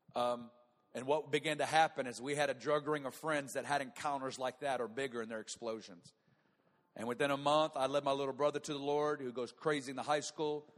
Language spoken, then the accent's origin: English; Northwest Arkansas, United States; moved away as an adult; now in Kansas City, United States; I'm from Northwest Arkansas